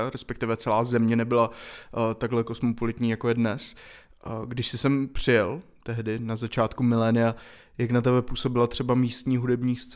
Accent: Czechia; born there; já narodil jsem se v Česku teda.

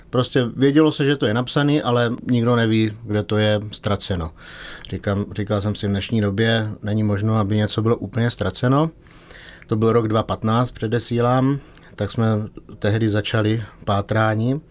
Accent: Czechia; my jako Češi

